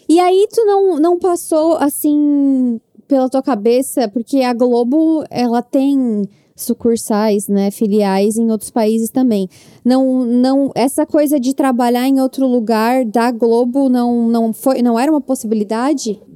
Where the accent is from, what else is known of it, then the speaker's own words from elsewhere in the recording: South Region, Brazil; Como uma pessoa do Sul